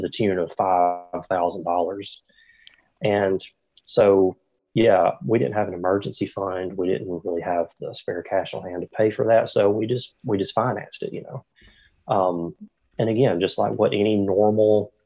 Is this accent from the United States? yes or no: yes; Haleyville, Alabama, United States; accent: Southern; I live in Haleyville, Alabama. It's a very, very small town in the South. And if you, can tell by my accent, I am definitely from the South. So I love it down here. I've lived here all my life